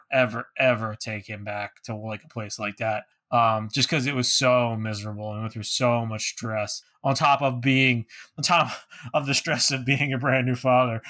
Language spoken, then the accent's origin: English; New Jersey, United States; now in Northeastern Pennsylvania, United States; I was born in New Jersey.